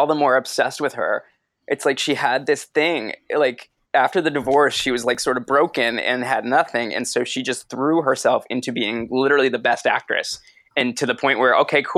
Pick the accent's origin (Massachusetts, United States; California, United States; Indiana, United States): Massachusetts, United States; Boston; moved away; also born or lived in New York City / Los Angeles; I grew up in Boston and then lived in New York City and then